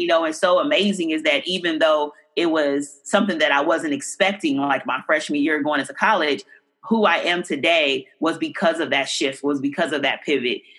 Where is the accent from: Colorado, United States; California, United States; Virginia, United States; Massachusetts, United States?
California, United States; Oakland; I grew up in um, deep East Oakland